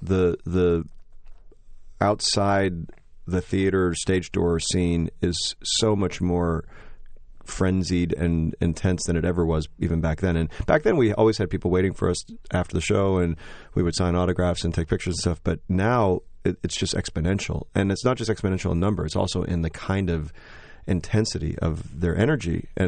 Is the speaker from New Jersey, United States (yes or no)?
no; Joliet, Illinois, United States; I grew up in Joliet, Illinois, this small town, and I was sort of a dork growing up